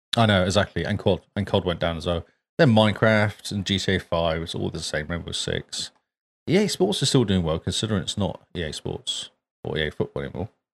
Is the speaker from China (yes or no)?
no; England, United Kingdom; now in New Zealand; I'm English as well